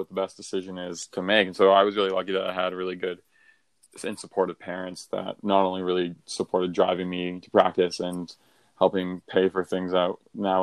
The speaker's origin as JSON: {"language": "English", "town": "Brockville", "region": "Ontario", "country": "Canada", "tie": "born or raised there", "lives_now": "Toronto, Canada", "said": "I grew up in Brockville"}